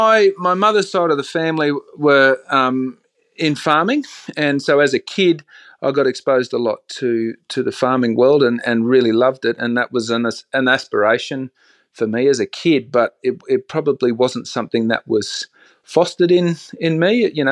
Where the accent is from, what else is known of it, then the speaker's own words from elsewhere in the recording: Bundaberg, Queensland, Australia; Look, I grew up in a town called Bundaberg, sort of central coastal Queensland, and we had a very simple life.